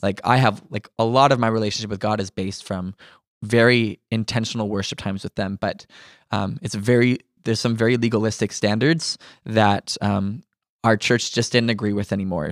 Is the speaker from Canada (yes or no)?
yes; Ontario, Canada; now in Manitoba, Canada; my whole life, I was surrounded by Christians until we moved from Ontario to Manitoba.